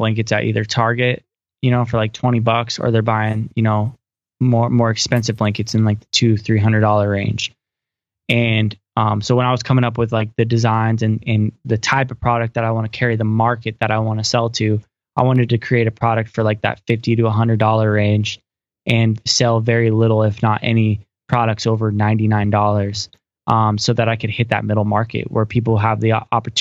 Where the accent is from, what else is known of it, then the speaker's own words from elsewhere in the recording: Coos Bay, Oregon, United States; now in Salem, United States; So I'm from Coos Bay, Oregon. It's just a little coastal town in Oregon. And I grew up there.